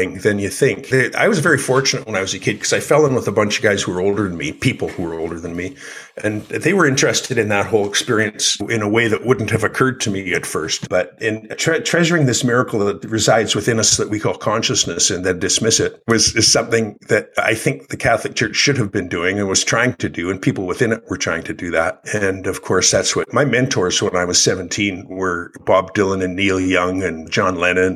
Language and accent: English; Calgary, Alberta, Canada; also born or lived in Ontario, Canada; I was born in Ontario, Canada. My dad died in 1955 when I was about 3 years old in an automobile mishap. My mom raised us, raised the three kids on her own in Calgary, which was her home. So I grew up in Calgary, Alberta